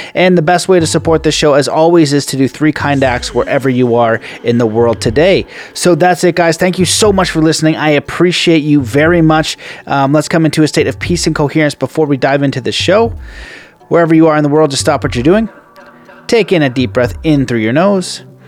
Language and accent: English; Canada; we are Canadian